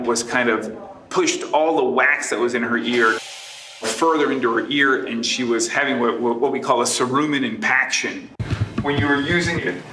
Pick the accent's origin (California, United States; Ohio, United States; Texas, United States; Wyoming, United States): Texas, United States; Houston; also born or lived in New York; moved back to Houston, my hometown